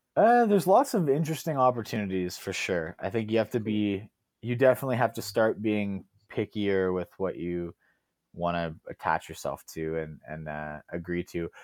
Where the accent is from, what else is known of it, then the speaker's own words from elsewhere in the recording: Alberta, Canada; I grew up in Alberta